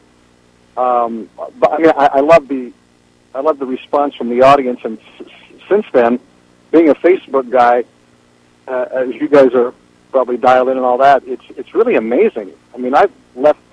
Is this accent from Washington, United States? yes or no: yes; Port Townsend, Washington, United States; also born or lived in Forks, Washington; second grade, we moved to Port Townsend, and I grew up there, loved it.